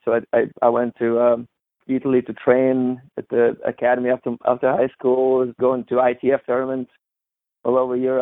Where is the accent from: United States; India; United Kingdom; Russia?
Russia; Novosibirsk, Novosibirsk Oblast; moved away; I grew up in Novosibirsk, Russia. Big town in Siberia